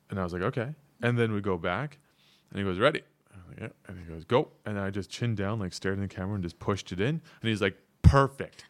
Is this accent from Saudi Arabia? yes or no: no; Canada; moved away as an adult; now in South Korea; I'm Canadian